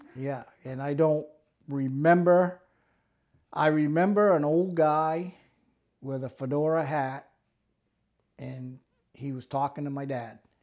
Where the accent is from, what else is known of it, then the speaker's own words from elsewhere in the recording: Millinocket, Maine, United States; I grew up in Millinocket, went to Stearns High School.